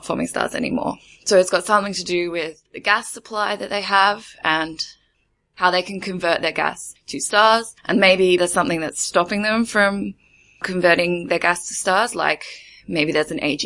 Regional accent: Australia; moved away as an adult; now in Germany; I'm an Australian studying for my PhD in Germany

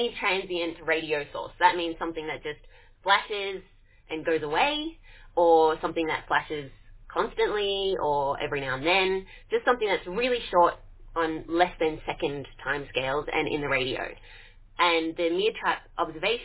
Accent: Australia; moved away as an adult; now in Manchester, United Kingdom; I'm from Down Under, just in case you can't immediately tell by my accent.

